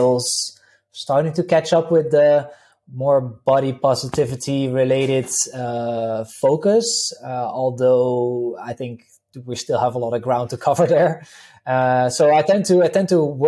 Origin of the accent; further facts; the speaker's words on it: Netherlands; English is a second language; now in Slovenia; I'm originally from the Netherlands. People can probably pick it up a little bit from the accent